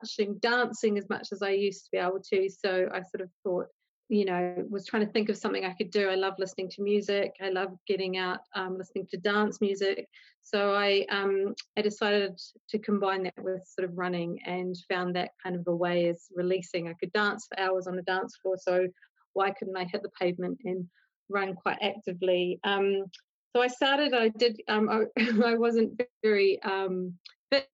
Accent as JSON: {"language": "English", "country": "New Zealand", "moved": "as an adult", "lives_now": "London, United Kingdom", "said": "I'm from New Zealand originally. I lived in the UK for about 15, 16 years. I live with my husband in London"}